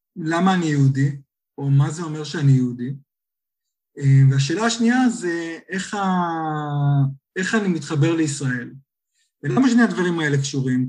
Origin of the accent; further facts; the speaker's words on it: Nir Galim, Central District, Israel; moved away as an adult; also born or lived in California, United States; now in London, United Kingdom; במקור אני ממושב שיתופי ניר גלים